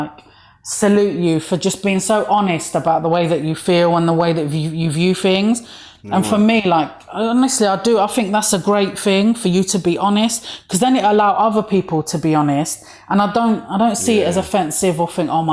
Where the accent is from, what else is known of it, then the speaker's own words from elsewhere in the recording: London, United Kingdom; I'm from East London